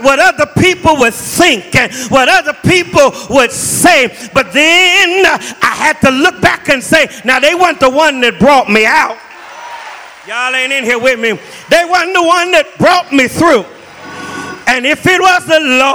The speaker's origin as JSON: {"language": "English", "town": "Los Angeles", "region": "California", "country": "United States", "moved": "yes", "lives_now": "Jacksonville, United States", "said": "I was from Los Angeles"}